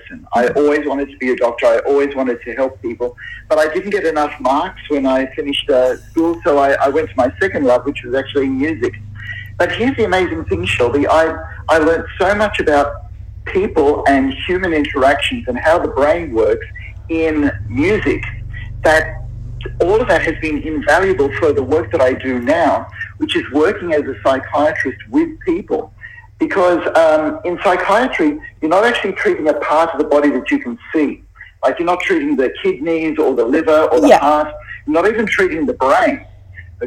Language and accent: English; Sydney, New South Wales, Australia; I'm in the middle of Sydney. Now, Sydney is my hometown